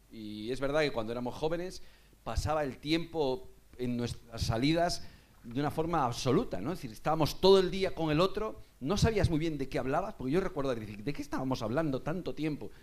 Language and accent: Spanish; Vigo, Galicia, Spain; now in Madrid, Spain; yo soy de Vigo